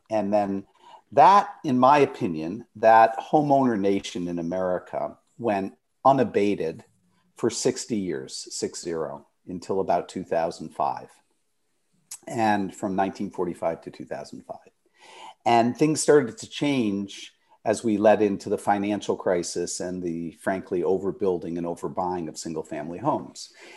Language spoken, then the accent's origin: English; Detroit, Michigan, United States; moved away as an adult; I was born in Detroit, Michigan